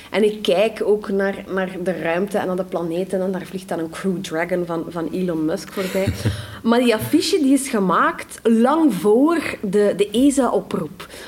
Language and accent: Dutch; Flanders, Belgium